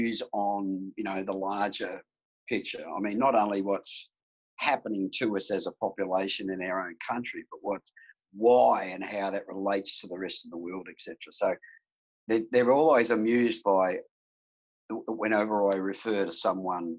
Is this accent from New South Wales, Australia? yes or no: no; Melbourne, Victoria, Australia; I grew up in Melbourne in a place called Pasco Vale